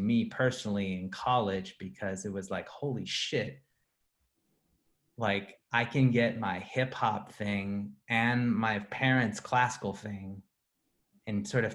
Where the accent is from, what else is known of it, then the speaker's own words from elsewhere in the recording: Oakland, California, United States; moved away; a kid growing up in Oakland, California